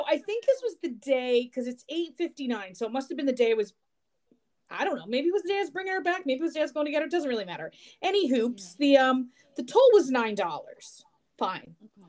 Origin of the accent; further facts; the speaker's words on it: New Jersey, United States; I'm from New Jersey.